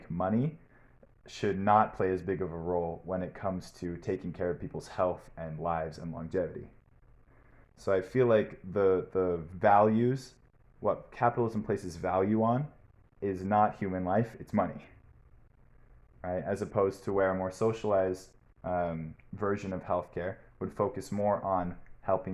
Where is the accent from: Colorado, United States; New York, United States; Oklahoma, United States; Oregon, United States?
Oregon, United States; Portland; I'm from Portland, Oregon